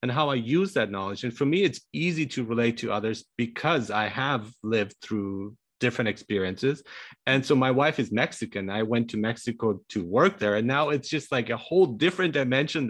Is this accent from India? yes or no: no; Germany; moved away; also born or lived in Iran; I was born in Iran, but grew up in Germany